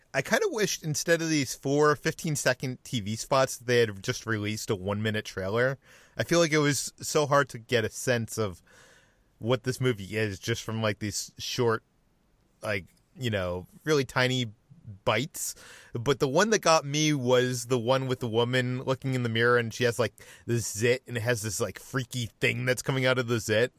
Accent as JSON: {"language": "English", "region": "Massachusetts", "country": "United States", "tie": "born or raised there", "said": "I'm from Massachusetts, so I grew up wi-, uh, or, with obnoxious sports fans surrounding me"}